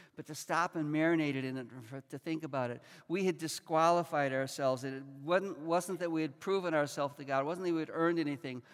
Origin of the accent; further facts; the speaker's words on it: Chicago, Illinois, United States; moved away as an adult; also born or lived in Rockford, Illinois; I was born and raised in Chicago. I went to the same school system, lived in the same neighborhood until I was 18 and came here to college